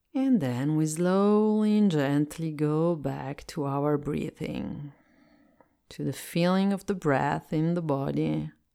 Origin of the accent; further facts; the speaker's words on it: Italy; English is a second language; I'm Italian and I speak English as a second language